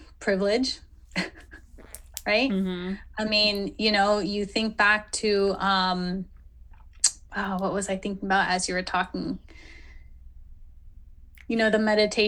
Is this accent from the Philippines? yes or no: yes; Philippines; I'm Filipina, I'm Asian